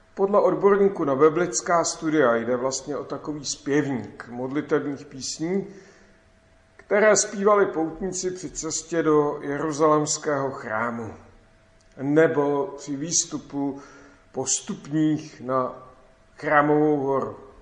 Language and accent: Czech; Klatovy, Plzeň Region, Czechia; v mém rodném městě Klatovi